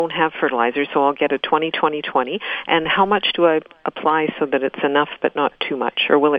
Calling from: Winnipeg, Manitoba, Canada

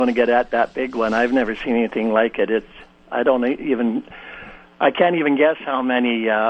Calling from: Winnipeg, Manitoba, Canada; I'm calling from Winnipeg

